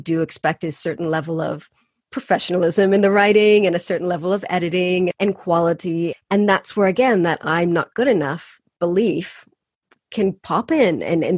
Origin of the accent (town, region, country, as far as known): California, United States